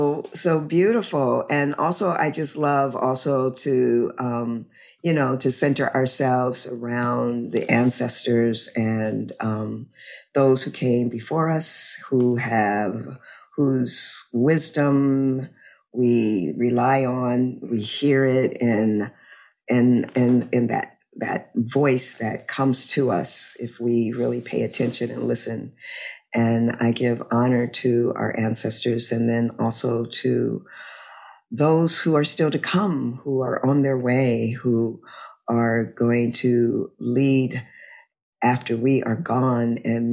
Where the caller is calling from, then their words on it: Louisiana, United States; I'm calling in from Louisiana.